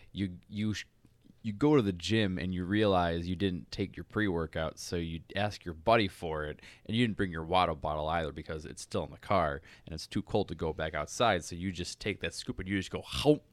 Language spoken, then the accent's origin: English; United States; I'm an American